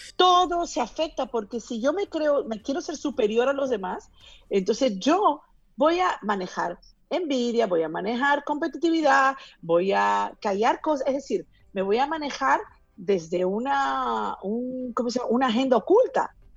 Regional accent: Peru; yo que soy de Perú

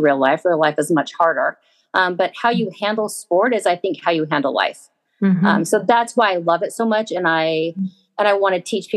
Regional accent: Southern California, United States; Grew up in Southern California

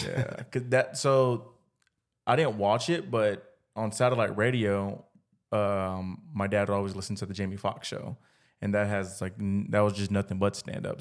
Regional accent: Pflugerville, Texas, United States; we're from, like, Pflugerville

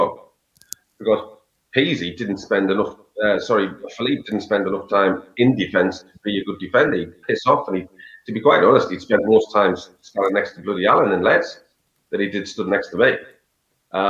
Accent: Sunderland, North East England, United Kingdom; I am from Sunderland, and I do believe that you should support your hometown team, and I do.

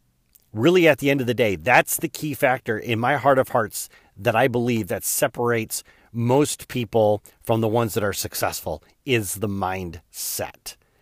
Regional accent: Michigan, United States; it's not because I grew up in Chicken Scratch, Michigan.

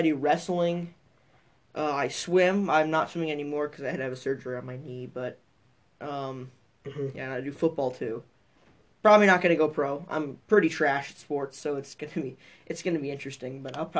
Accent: Chicago, Illinois, United States; I was born in Chicago in an apartment with 12 people in it.

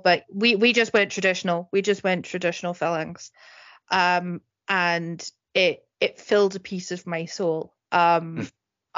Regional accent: East Scotland, United Kingdom; accent: East Scottish; my East Scottish accent

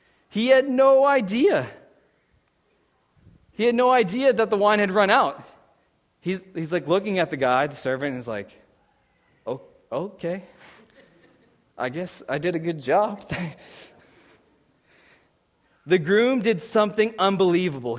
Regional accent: Pittsburgh, Pennsylvania, United States; moved away as an adult; now in Saskatchewan, Canada

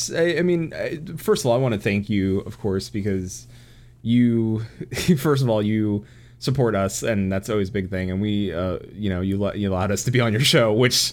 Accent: Florida, United States; I'm from Florida.

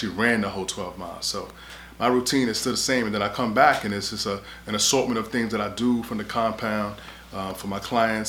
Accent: New York City, New York, United States; growing up in New York City where I'm from

